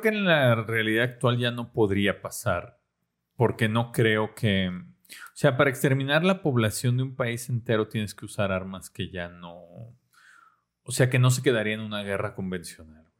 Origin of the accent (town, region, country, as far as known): Mexico